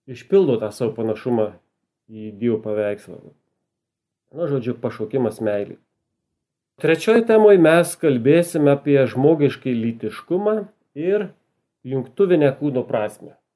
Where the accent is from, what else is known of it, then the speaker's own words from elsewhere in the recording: Suvalkija, Lithuania; accent: Suvalkian; tikiuosi, kad mano suvalkietiškas akcentas jums patiks.